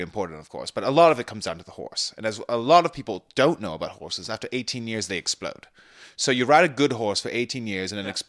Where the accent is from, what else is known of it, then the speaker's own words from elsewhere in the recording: Scarborough, Ontario, Canada; Oh, I'm from, I grew up in Scarborough. And I had my own 6-month internship in Britain, where I picked up the accent.